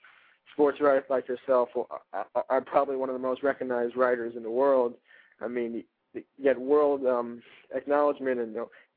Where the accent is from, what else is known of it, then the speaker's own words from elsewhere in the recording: New York City, New York, United States; I hear stories from around here because I'm from Brooklyn